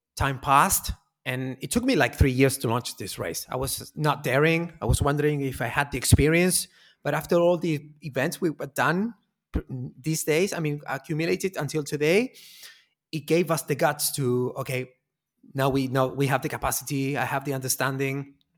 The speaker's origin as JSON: {"language": "English", "town": "Punta Arenas", "region": "Magallanes and Chilean Antarctica", "country": "Chile", "tie": "born or raised there", "moved": "as an adult", "lives_now": "Santiago, Chile", "said": "I am from Punta Arenas, very far in Patagonia, very far south"}